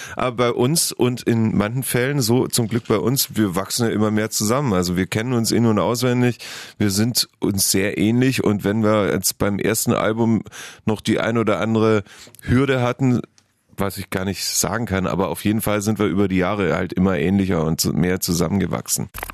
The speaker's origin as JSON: {"language": "German", "town": "Heidenheim", "region": "Baden-Württemberg", "country": "Germany", "tie": "born or raised there", "moved": "yes", "said": "ich habe nur gute Erinnerungen an meine Kindheit in Heidenheim"}